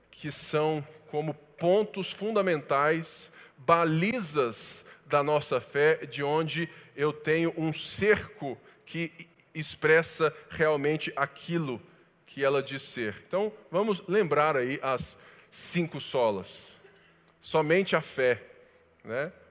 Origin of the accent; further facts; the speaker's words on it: Brazil; Nós somos brasileiros